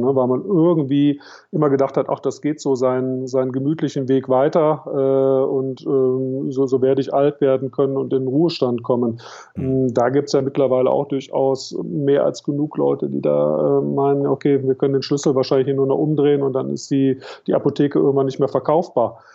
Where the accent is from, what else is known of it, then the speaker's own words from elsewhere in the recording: Cologne, North Rhine-Westphalia, Germany; Ich komme, komme aus Köln